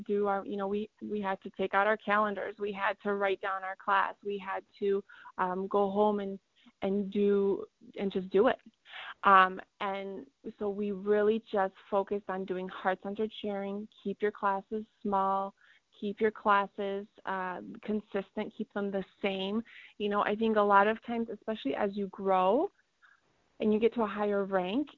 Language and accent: English; Iowa, United States; also born or lived in Poland; We lived in Iowa when we first immigrated over from Poland